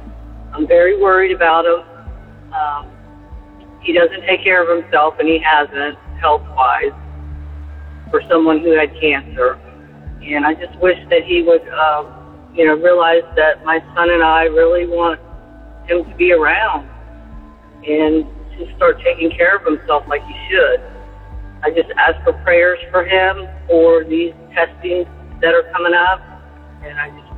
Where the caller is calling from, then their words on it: Central Florida, United States; I'm calling from Central Florida.